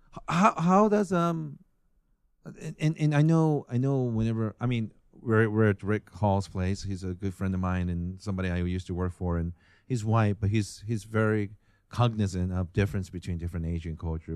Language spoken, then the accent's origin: English; Japan; moved away; I'm from Japan